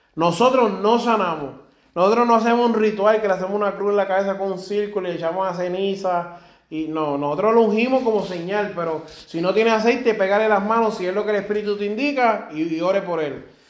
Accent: Puerto Rico; also born or lived in Germany; Yo soy puertorriqueño y alemán

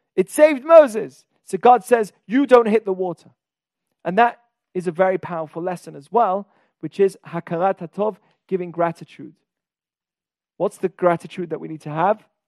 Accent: England, United Kingdom; I'm from England.

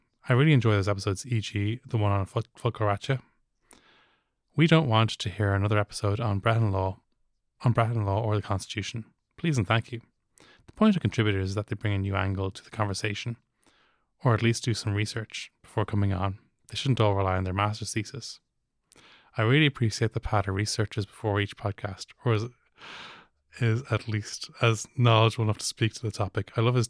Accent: Wicklow, Leinster, Ireland; moved away as an adult; now in New York, United States; I'm from Wicklow originally, but I've been based in New York for the past 5 years, working as a professor of sculpture at the university.

